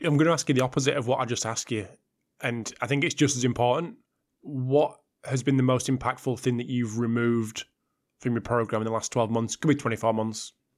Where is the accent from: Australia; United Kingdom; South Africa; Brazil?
United Kingdom; I'm a Brit